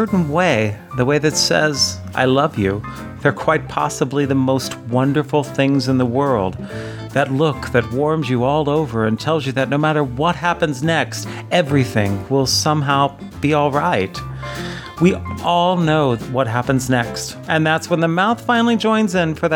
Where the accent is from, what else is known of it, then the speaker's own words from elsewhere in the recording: United States; Growing up in America